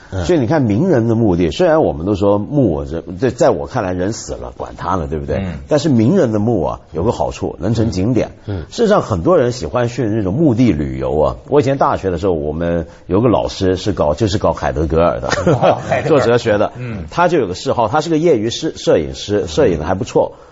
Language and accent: Chinese; Taiwan; 我跟你讲，我小时候在台湾啊，嗯，现在台湾还有这习惯。小我小时候在台湾更厉害，我们叫电子花车。